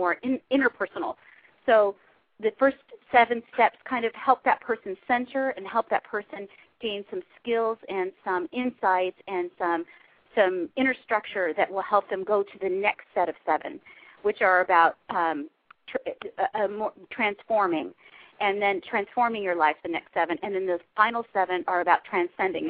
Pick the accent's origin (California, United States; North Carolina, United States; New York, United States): California, United States; Huntington Beach; accent: Valley girl; I grew up in Huntington Beach